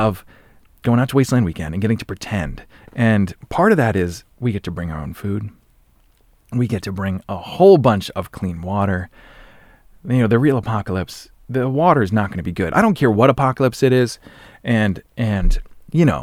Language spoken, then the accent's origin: English; Norton, Massachusetts, United States; my hometown, this is Norton, Massachusetts